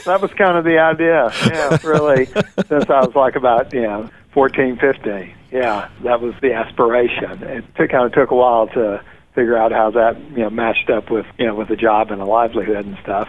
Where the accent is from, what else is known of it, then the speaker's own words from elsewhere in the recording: Greenwood, Mississippi, United States; I was raised in Southern Baptist Church in Greenwood, Mississippi, a medium-sized town. It was about 20,000 when I was growing up in the Delta region of the state of Mississippi, which is up in the northwest corner of the state